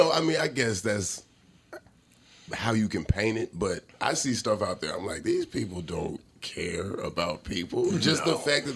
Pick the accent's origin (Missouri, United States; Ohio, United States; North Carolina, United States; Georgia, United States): Georgia, United States; Atlanta; moved away; also born or lived in Los Angeles; I come from Atlanta